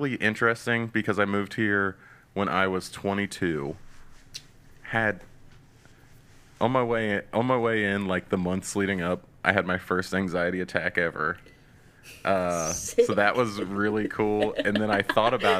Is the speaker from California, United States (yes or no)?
no; Chillicothe, Ohio, United States; I was born in Ohio. Grew up in Ohio. Chillicothe